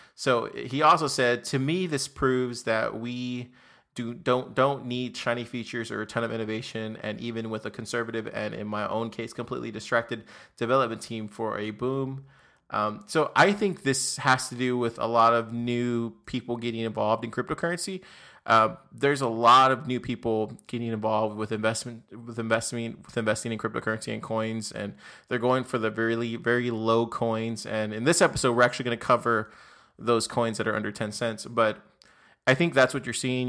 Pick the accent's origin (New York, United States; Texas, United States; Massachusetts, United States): Texas, United States; also born or lived in Austin, Texas; So I'm from Texas. I'm actually in Austin, Texas